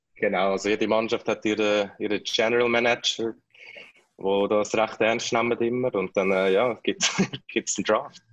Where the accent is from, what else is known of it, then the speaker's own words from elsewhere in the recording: Kloten, Zurich, Switzerland; moved away; als Klotner und als Kloten-Fan